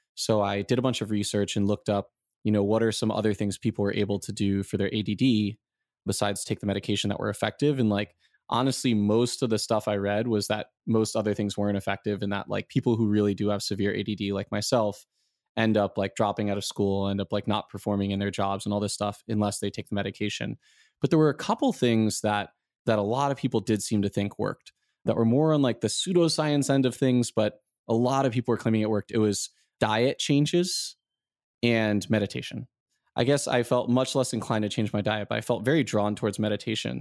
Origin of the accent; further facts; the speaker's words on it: South Florida, United States; moved away as an adult; also born or lived in Michigan / San Francisco; now in Taiwan; I grew up in South Florida